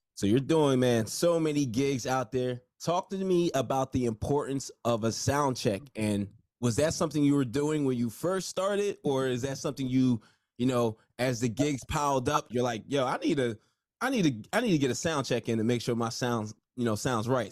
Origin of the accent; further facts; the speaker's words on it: Nigeria; I'm Nigerian, so you know I was supposed to be a doctor